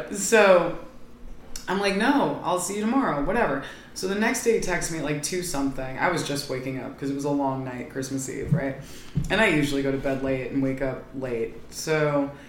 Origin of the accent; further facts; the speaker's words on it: Ohio, United States; I'm from Ohio